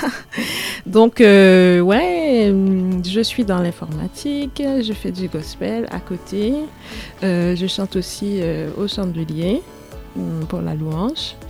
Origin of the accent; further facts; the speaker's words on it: Haiti; moved away as an adult; now in Grenoble, France; je suis de Haïti. Je suis arrivée en France en 2010